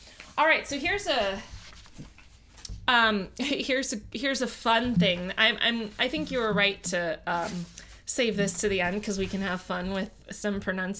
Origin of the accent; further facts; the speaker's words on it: New Orleans, Louisiana, United States; accent: Yat; I've referenced my Yat accent, which is a dialect that is originated in the Irish and Italian working class neighborhoods in New Orleans, or Nolens.